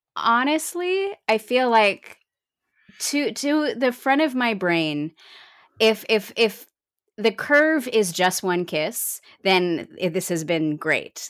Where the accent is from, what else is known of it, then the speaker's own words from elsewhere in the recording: New York, United States; moved away as an adult; now in Cleveland, United States; I moved away from New York. Hannah and I were famously New York kids, but I am now a, a, a Clevelandite